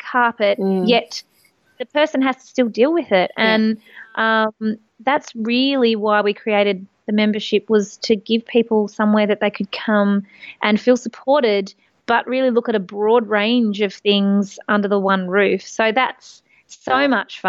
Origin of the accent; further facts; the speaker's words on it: country Victoria, Australia; I grew up in country Victoria